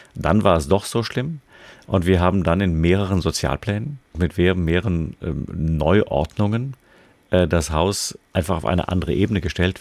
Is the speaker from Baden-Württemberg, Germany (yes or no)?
yes; Freiburg, Baden-Württemberg, Germany; meine Heimatstadt Freiburg